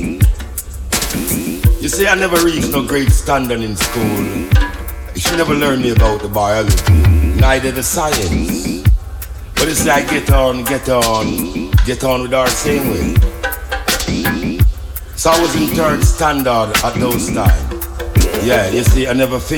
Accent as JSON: {"language": "English", "town": "Kingston", "country": "Jamaica", "tie": "born or raised there", "also_born_or_lived": "Spanish Town, Jamaica", "said": "I was born in San Diego de la Vega, a place called Spanish Town. You see? So I happen to grow in Kingston town"}